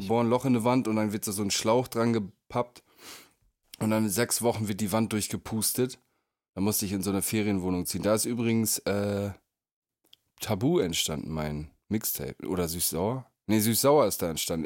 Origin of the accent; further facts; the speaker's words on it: Northern Germany, Germany; habe mich eine ganze Zeit lang einfach als Nordlicht